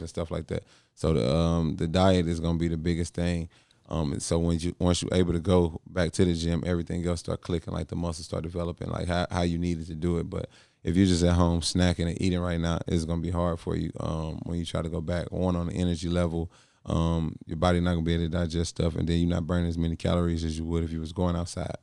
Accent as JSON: {"language": "English", "town": "St. Louis", "region": "Missouri", "country": "United States", "tie": "born or raised there", "moved": "yes", "said": "from Saint Louis, my hometown"}